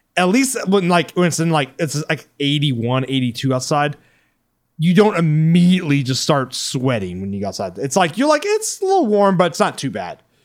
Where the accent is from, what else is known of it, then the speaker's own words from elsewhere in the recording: Texas, United States; as a Texan